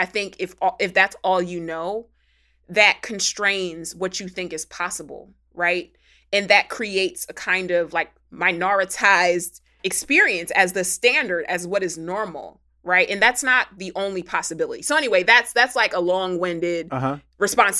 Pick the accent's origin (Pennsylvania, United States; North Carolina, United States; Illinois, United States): Pennsylvania, United States; Philadelphia; I'm from Philly.